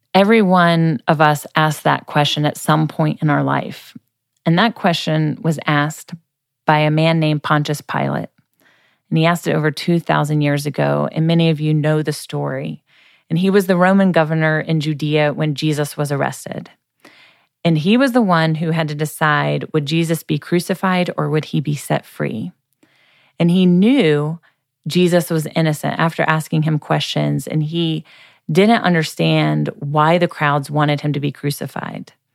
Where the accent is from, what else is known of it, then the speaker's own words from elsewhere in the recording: Boone, North Carolina, United States; Appalachian State University, which is in my hometown of Boone, North Carolina